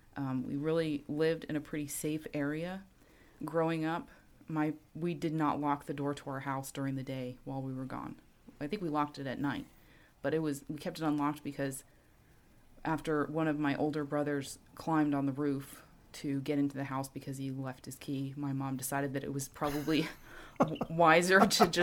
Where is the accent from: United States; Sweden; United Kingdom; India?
United States; New York City, New York; I grew up on Staten Island in New York. My parents are from out west, from Colorado and the Four Corners area, and they kind of moved around a lot.